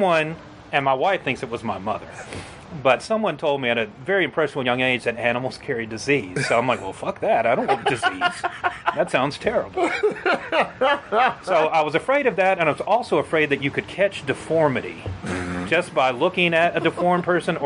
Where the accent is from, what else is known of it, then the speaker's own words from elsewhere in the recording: Alabama, United States; I'm from Alabama